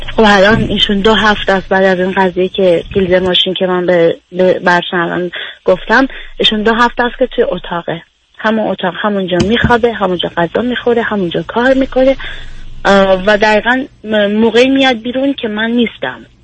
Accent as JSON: {"language": "Persian", "country": "Iran", "tie": "born or raised there", "moved": "yes", "said": "سیستمی که ما تو ایران باش بزرگ شدیم"}